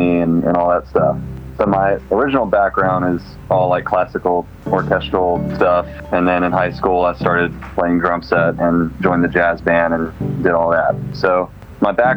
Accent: Atlanta, Georgia, United States; moved away as an adult; also born or lived in Charlotte, North Carolina; now in Nashville, United States; my wife and I are both from suburbs of Atlanta, kind of outside of town

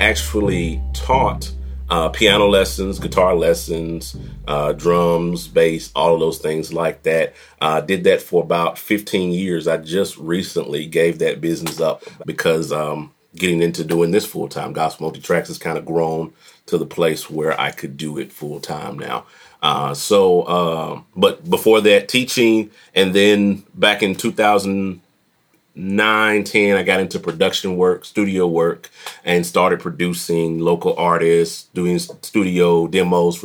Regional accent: Jackson, Tennessee, United States; I'm from Jackson, Tennessee, right down about 45 minutes or so from Memphis

